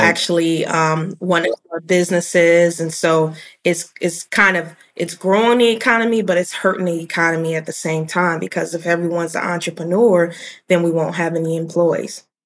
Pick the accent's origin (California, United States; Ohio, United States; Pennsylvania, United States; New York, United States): Ohio, United States; Cincinnati; moved away as an adult; also born or lived in Chicago, Illinois / Atlanta, Georgia; I'm I'm from Cincinnati